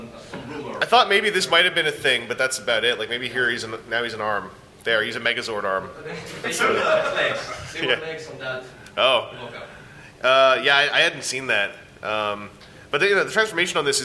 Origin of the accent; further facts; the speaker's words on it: Canada; I'm Canadian